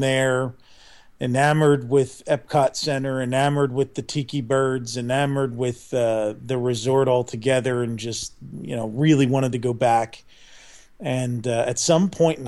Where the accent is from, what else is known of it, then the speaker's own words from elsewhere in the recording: Philadelphia, Pennsylvania, United States; I'm Philadelphia born and raised.